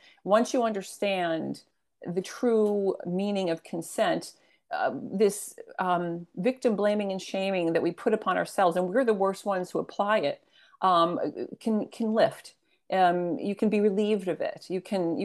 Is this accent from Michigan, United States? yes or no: no; Pennsylvania, United States; my home state, which is Pennsylvania